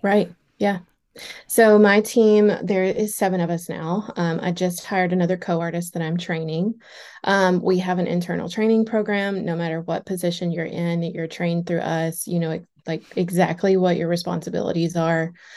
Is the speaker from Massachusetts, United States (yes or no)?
no; Cookeville, Tennessee, United States; also born or lived in Nashville, Tennessee; So, I booth rented so many days in Cookville, which is my hometown. That's where I'm originally from